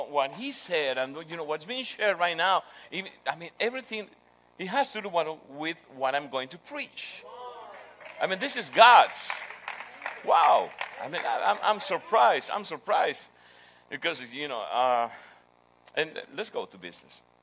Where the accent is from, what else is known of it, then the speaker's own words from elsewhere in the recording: Peru; English is a second language; I'm from Peru.